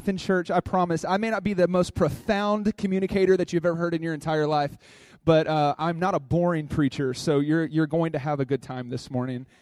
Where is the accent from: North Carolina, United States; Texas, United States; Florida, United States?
Texas, United States; Dallas; accent: drawl; moved away; I come from Dallas, Texas. I have a little bit of drawl in my voice. I'm a country boy